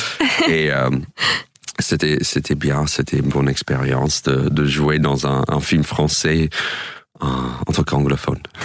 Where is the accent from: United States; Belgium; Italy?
United States; French is a second language; moved away as an adult; now in France; moi, en tant qu'américain stand-upper